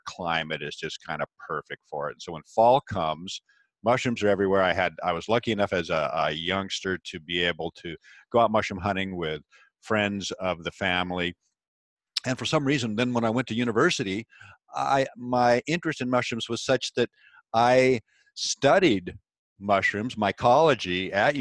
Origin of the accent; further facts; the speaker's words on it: Pacific Northwest, United States; I was born and raised in the Pacific Northwest, an area that is evergreen.